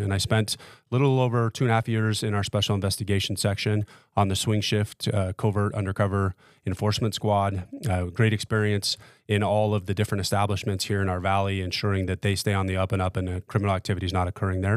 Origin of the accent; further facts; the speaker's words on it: Las Vegas, Nevada, United States; born and raised in Las Vegas